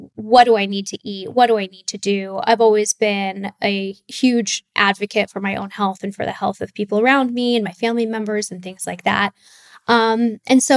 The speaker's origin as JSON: {"language": "English", "town": "Laguna Beach", "region": "California", "country": "United States", "tie": "born or raised there", "said": "I grew up in Southern California in Laguna Beach."}